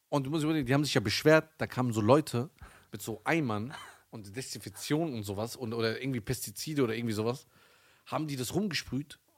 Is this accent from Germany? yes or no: yes; Germany; bin eh ein Deutscher.